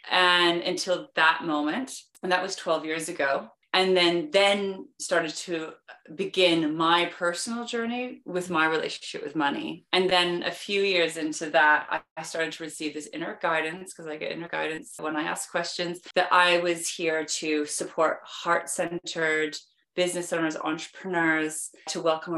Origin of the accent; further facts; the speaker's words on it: Vancouver, British Columbia, Canada; now in London, United Kingdom; I am originally from Vancouver, Canada, but I've been living in London, England for over 20 years, which is why I have a weird accent, just to explain that in the beginning.